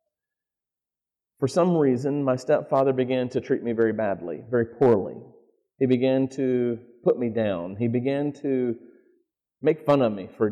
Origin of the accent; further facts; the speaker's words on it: North Carolina, United States; accent: Southern; moved away as an adult; also born or lived in Manassas, Virginia; now in Michigan, United States; I was born not in North Carolina.